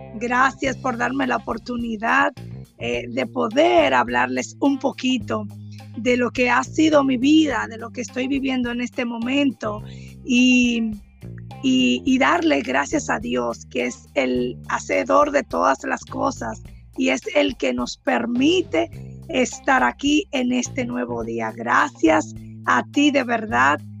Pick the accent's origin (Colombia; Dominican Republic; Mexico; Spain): Dominican Republic; Cibao, Puerto Plata; also born or lived in Bávaro; Yo soy del Cibao, y las personas del Cibao siempre buscamos una segunda opinión